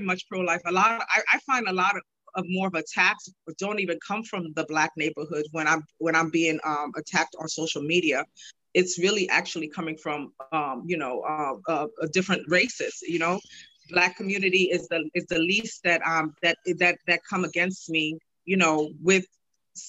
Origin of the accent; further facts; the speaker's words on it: New York City, New York, United States; I'm from New York City